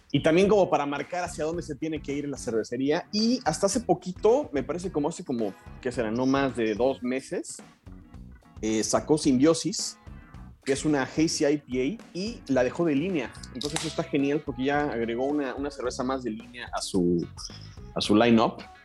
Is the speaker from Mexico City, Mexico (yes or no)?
yes; Mexico City, Mexico; yo, soy de la Ciudad de México también